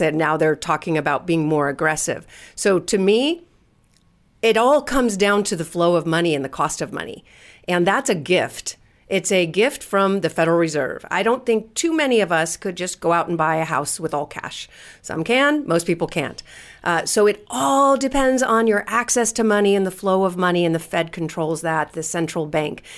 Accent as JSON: {"language": "English", "region": "California", "country": "United States", "said": "I'm from California"}